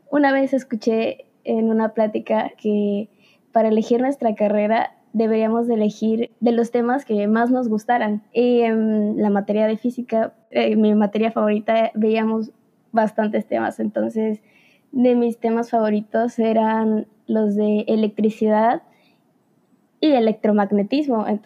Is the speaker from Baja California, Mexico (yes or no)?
no; Veracruz, Mexico; ah, soy de Veracruz, tengo 18 años